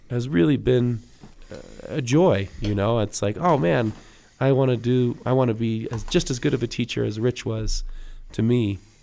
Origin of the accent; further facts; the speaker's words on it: California, United States; moved away as an adult; now in Colorado, United States; I'm from California